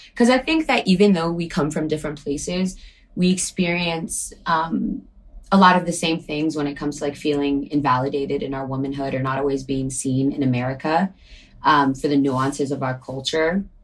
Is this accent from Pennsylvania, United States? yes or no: no; Bronx, New York, United States; I'm from New York originally in the Bronx, but that is where my